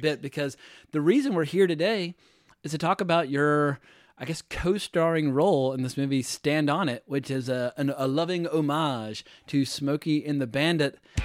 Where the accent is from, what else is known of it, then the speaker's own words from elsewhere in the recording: United States; moved away as an adult; also born or lived in North Carolina / Virginia / Los Angeles / New York; I grew up in North Carolina, Virginia